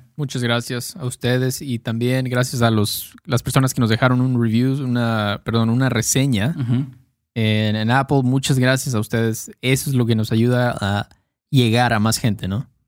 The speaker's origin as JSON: {"language": "Spanish", "country": "Mexico", "said": "soy mexicano"}